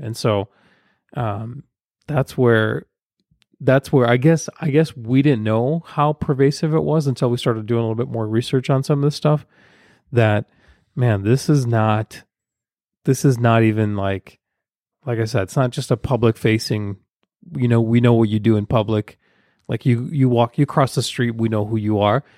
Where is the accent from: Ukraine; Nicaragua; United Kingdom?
Ukraine; moved away; I'm from Ukraine, former Soviet Union